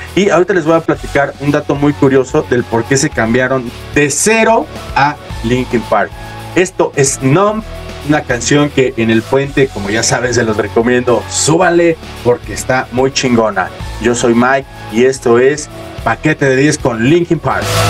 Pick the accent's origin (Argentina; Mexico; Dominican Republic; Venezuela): Mexico; nacimos en México